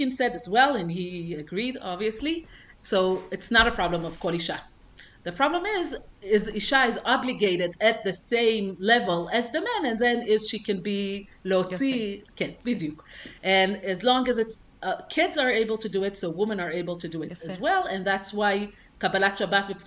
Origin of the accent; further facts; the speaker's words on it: Jerusalem, Jerusalem District, Israel; I grew up in Kiryat Moshe